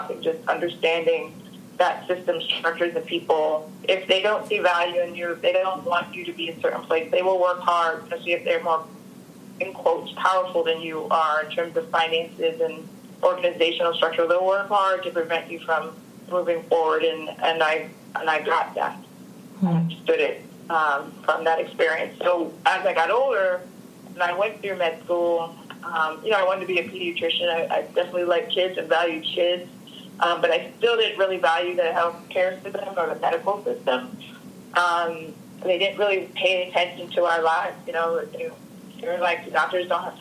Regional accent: Harrisburg, Pennsylvania, United States; where I grew up in Pennsylvania and Harrisburg. And in the suburbs

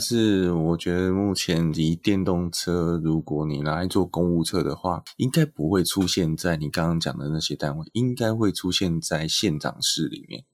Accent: Taiwan; 台湾大部分的状况是在我们的教育中

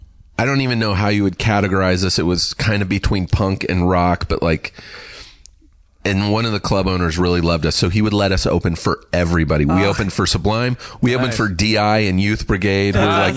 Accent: Riverside, California, United States; I grew up in Riverside just an hour away

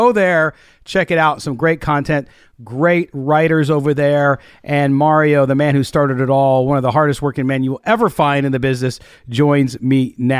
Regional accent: San Diego, California, United States; I grew up in San Diego, knows I grew up a Charger fan.

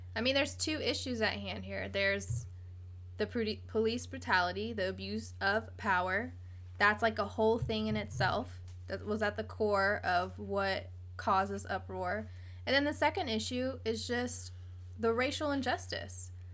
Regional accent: Virginia Beach, Virginia, United States; We are from the South. We are from Virginia, Virginia Beach, Virginia, to be exact

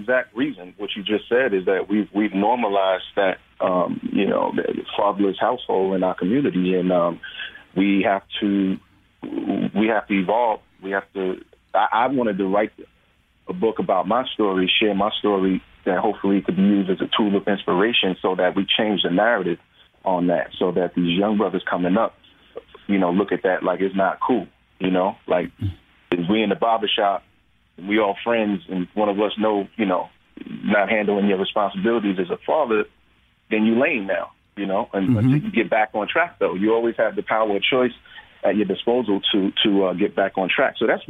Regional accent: New York, United States; and I'm from New York, so we were in New York and filming

